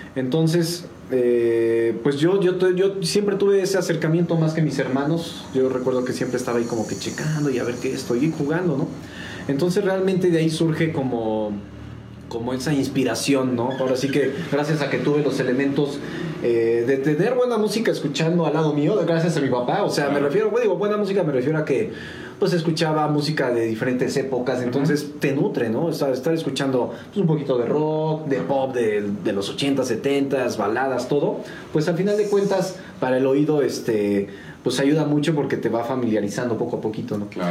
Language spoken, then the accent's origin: Spanish; San Juan del Río, Querétaro, Mexico; also born or lived in Mexico City; nacido en la Ciudad de México, pero a los días me vine para San Juan del Río